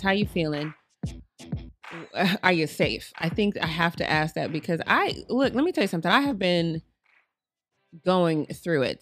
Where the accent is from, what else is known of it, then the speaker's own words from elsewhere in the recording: Colorado, United States; I'm from Colorado